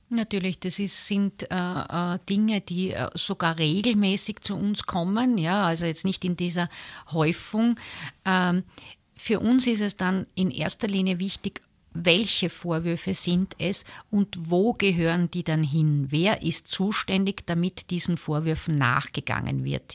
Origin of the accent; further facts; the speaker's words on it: southern Burgenland, Austria; moved away as an adult; also born or lived in eastern Styria; now in Graz, Austria; ich bin äh, in der Oststeiermark geboren, aber aufgewachsen im Südburgenland in einer Großfamilie